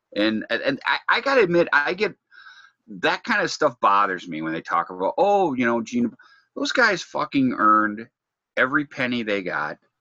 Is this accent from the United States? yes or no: yes; Detroit, Michigan, United States; I'm from Detroit.